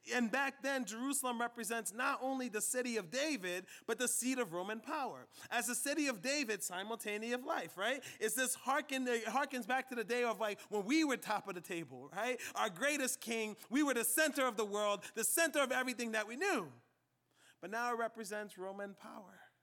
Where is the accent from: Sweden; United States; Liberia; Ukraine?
Liberia; moved away; my home country of Liberia